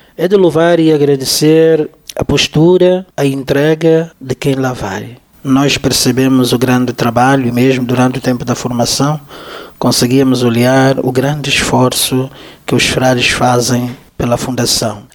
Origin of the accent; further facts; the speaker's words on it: Cabinda, Angola; moved away; na minha aldeia, onde eu cresci